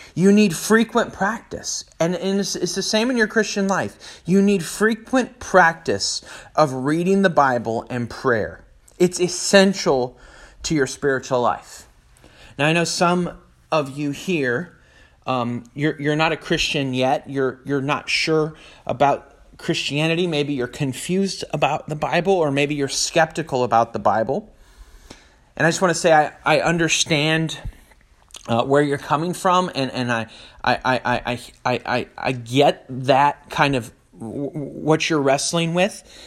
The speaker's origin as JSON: {"language": "English", "region": "Northern California", "country": "United States", "tie": "born or raised there"}